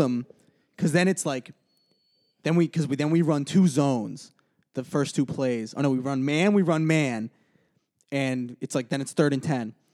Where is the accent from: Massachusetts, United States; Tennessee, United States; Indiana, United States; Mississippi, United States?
Massachusetts, United States; Brookline; I'm from Brookline, Massachusetts